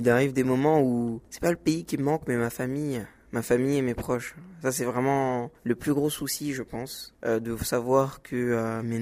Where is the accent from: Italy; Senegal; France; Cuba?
Senegal; Alors, on va commencer par le Sénégal car c'est mon pays d'origine.